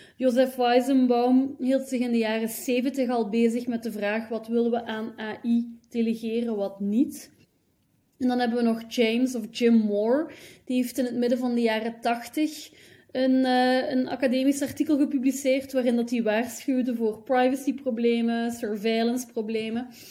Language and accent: Dutch; Hasselt, Flanders, Belgium; moved away; also born or lived in Leuven / Ghent / Brussels / Eindhoven; ik ben geboren in Hasselt, in België